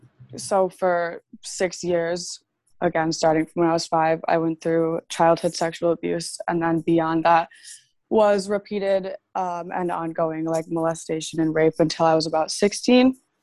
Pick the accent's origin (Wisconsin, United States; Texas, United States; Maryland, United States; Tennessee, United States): Maryland, United States; Well, I'm actually from Maryland, which surprises a lot of people.